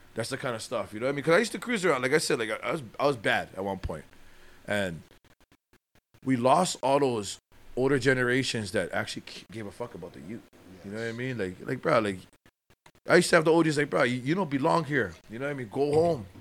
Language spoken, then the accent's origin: English; Waianae, Hawaii, United States; my hometown of Waianae.